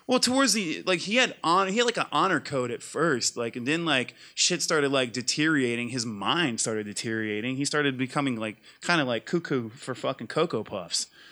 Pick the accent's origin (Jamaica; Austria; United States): United States; Mississippi; I grew up in Mississippi